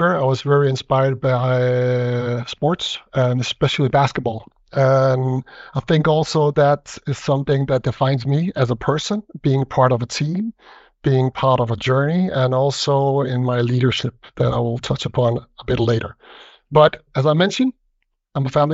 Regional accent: Denmark; I see myself very Danish, born and raised in Denmark

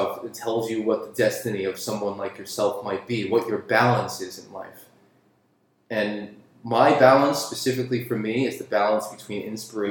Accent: New York City, New York, United States; where I grew up in Queens

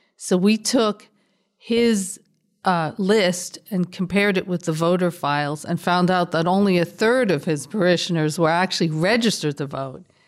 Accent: New York City, New York, United States; moved away as an adult; also born or lived in Long Island / California; I grew up in the South Bronx.

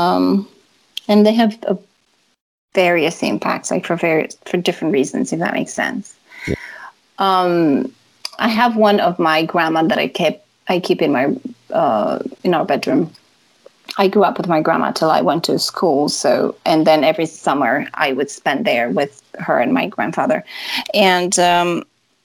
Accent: Transylvania, Romania; where I grew up in Transylvania

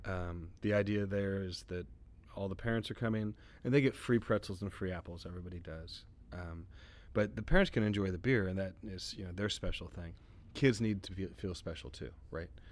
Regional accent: Texas, United States; my background as a Texan

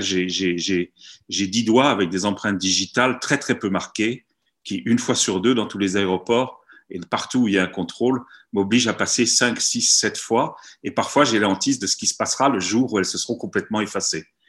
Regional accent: France; nous sommes français

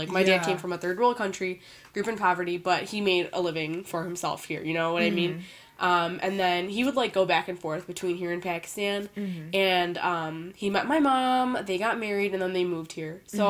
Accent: Evanston, Illinois, United States; So, like, I guess you can say I was born and raised in Chicago, but then I moved to the northern suburbs when I was about, like, 3 or 4 years old, so I went to school there.

